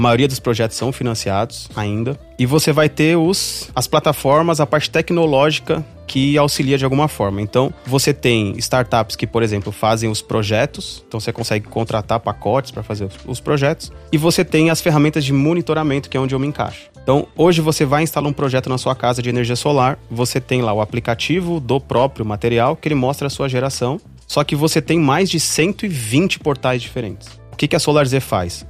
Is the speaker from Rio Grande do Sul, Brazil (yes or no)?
no; São Paulo, Brazil; moved away as an adult; also born or lived in Mossoró, Rio Grande do Norte; eu sou de São Paulo, né, sou natural de São Paulo